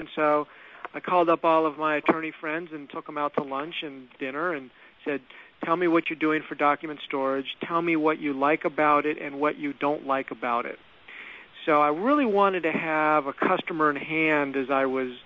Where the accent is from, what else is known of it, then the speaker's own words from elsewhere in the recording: Los Angeles, California, United States; I'm actually from Los Angeles. I'm actually a fifth generation from California and a fourth generation from Los Angeles. So these are my roots